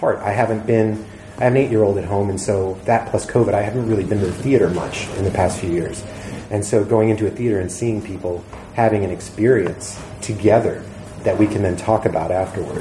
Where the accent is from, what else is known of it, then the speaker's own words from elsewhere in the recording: Georgia, United States; moved away as an adult; also born or lived in Atlanta; I grew up in Georgia, my dad's a Marine, I fired a lot of guns